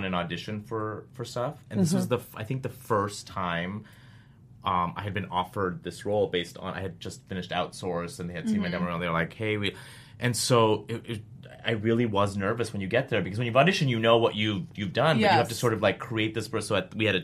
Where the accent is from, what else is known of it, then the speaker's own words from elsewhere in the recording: Canada; I'm Canadian